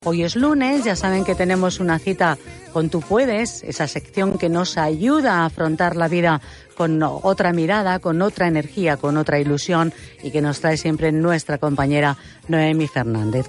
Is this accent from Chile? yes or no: no; Granada, Andalusia, Spain; soy de Granada tengo 35 años